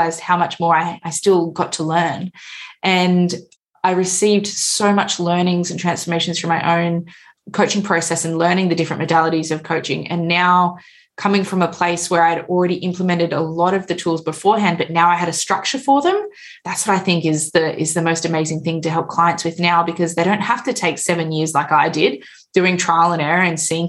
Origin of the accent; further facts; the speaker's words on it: Australia; I'm from Australia